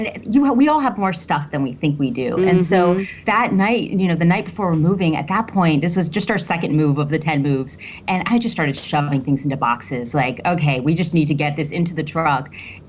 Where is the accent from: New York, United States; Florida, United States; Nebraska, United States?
Florida, United States; Miami; now in Chicago, United States; And I'm originally from Miami, Florida.